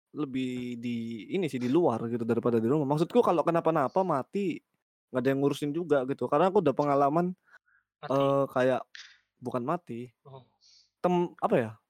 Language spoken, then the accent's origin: Indonesian; Surabaya, East Java, Indonesia; kita orang Jawa ya maksudku anak-anak Surabaya Sidoarjo ya